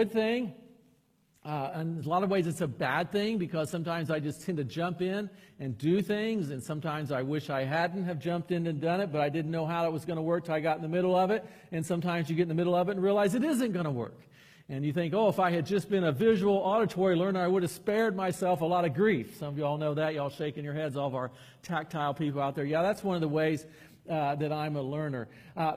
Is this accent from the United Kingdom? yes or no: no; Chattanooga, Tennessee, United States; moved away; also born or lived in Anderson, Indiana; I grew up in Chattanooga under a pastor that said he never once questioned his salvation